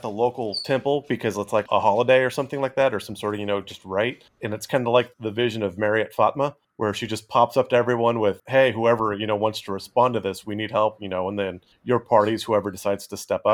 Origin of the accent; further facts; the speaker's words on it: Central California, United States; where I grew up in Central California